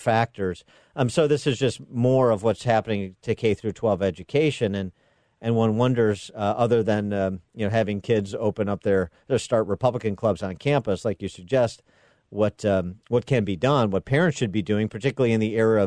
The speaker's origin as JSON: {"language": "English", "town": "Chicago", "region": "Illinois", "country": "United States", "tie": "born or raised there", "said": "my hometown of Chicago."}